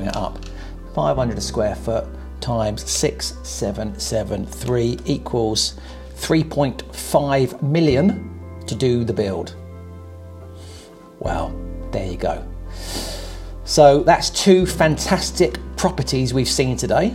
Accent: Portsmouth, South East England, United Kingdom; where I was born in Portsmouth

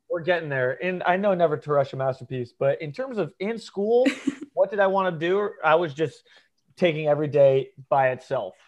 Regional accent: Ponte Vedra Beach, Florida, United States; also born or lived in Norwalk, Connecticut / St. Louis / New York; I was born in Connecticut, uh, Norwalk, Connecticut, and but I don't really say I'm from there because I moved when I was three. So I okay. moved to Ponte Vedra Beach, Florida, which is a Northeast Florida, um, like small golf beach town. So I grew up here

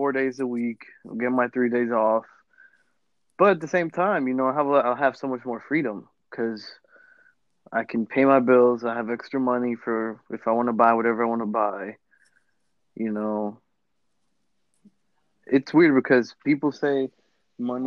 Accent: Lawrence, United States; growing up in Lawrence, I went through a lot of middle schools

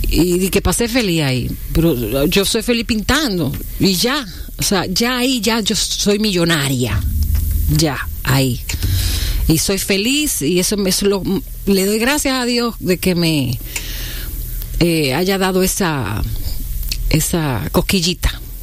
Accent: La Vega, Dominican Republic; me crié en un pueblo, en La Vega.

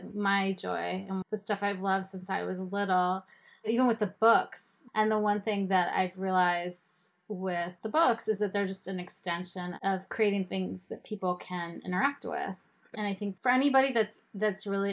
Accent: State College, Pennsylvania, United States; also born or lived in Israel; In State College, Pennsylvania, where Penn State University is

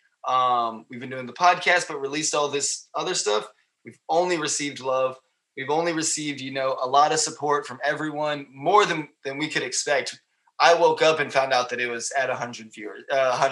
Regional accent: United States; being American

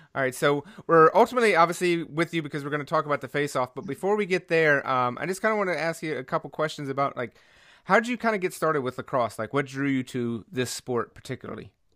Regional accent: North Carolina, United States; I grew up playing baseball in North Carolina

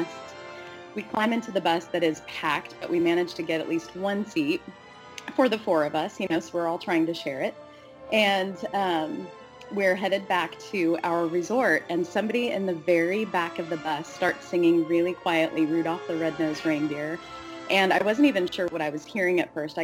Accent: Kansas, United States; I am from Kansas.

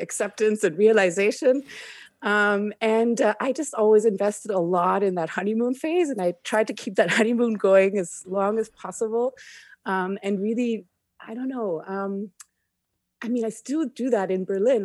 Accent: Canada; moved away as an adult; also born or lived in India / Egypt / Cambodia / Germany; I never really quite felt a hundred percent at home in Canada growing up.

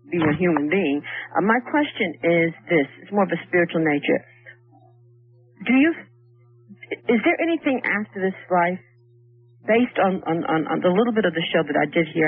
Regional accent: Harlem, New York, United States; now in Staten Island, United States; I've been living in Staten Island for 23 years, but I was raised in Harlem.

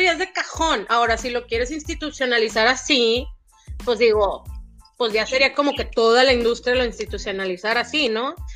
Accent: Monterrey, Nuevo León, Mexico; por algo somos regios

